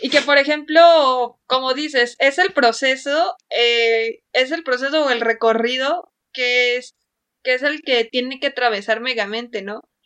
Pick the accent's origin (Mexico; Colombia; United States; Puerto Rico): Mexico; nuestra sociedad mexicana